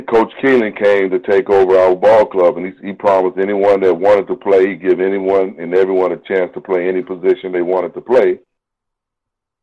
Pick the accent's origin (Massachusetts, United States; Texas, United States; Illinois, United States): Texas, United States; San Angelo; moved away as an adult; also born or lived in Fayetteville, Arkansas; I grew up playing in San Angelo, Texas